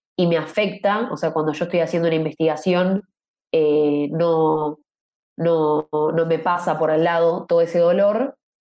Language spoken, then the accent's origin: Spanish; Argentina; Yo soy periodista de investigación argentina